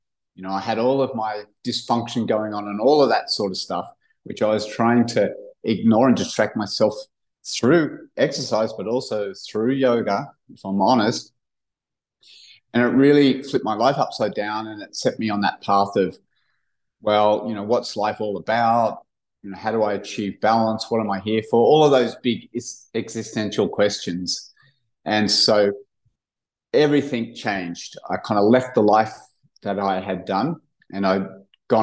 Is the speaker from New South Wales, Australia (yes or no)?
yes; Cronulla, New South Wales, Australia; We grew up in Cronulla, kind of blue-collar surf town just south of Sydney